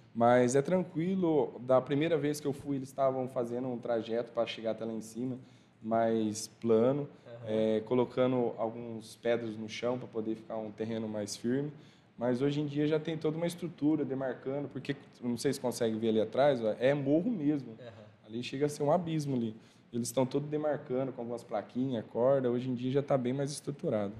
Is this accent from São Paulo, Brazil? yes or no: yes; Tarumã, São Paulo, Brazil; eu sou de lá de Tarumã, São Paulo